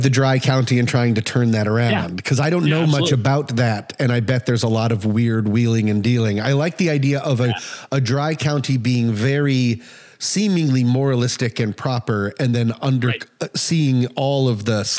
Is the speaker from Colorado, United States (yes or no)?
yes; Colorado, United States; cause I grew up in Colorado